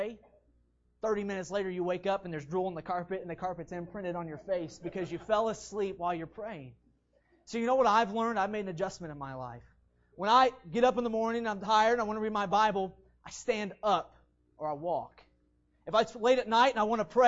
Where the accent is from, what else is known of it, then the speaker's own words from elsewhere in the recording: West Virginia, United States; I'm from West Virginia